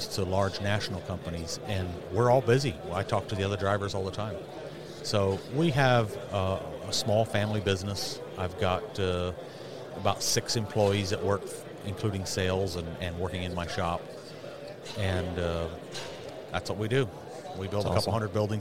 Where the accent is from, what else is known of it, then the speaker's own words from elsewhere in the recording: upstate New York, United States; moved away as an adult; also born or lived in Pennsylvania; now in Montana, United States; we moved from Pennsylvania to upstate New York. And we started building sheds. I was still going to school. I was a little kid